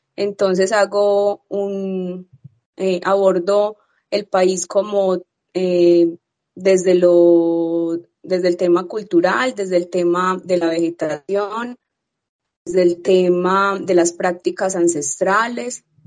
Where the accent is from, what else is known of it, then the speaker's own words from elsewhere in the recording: Medellín, Antioquia, Colombia; he, nacido y he vivido aquí